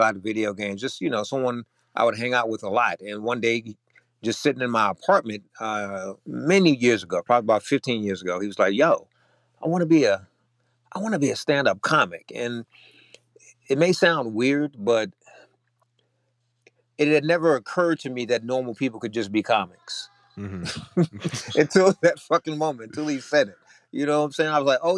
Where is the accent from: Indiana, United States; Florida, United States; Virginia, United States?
Virginia, United States; moved away as an adult; now in Austin, United States; I am originally from Virginia. Came out here to work the tech industry.